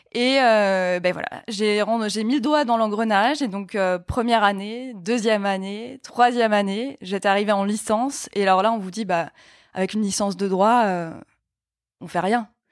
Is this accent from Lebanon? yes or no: no; Mulhouse, Grand Est, France; moved away as an adult; now in Paris, France; je viens d'Alsace, je viens de Mulhouse, et il y avait une fac de droit à Mulhouse. Donc je suis restée chez mes parents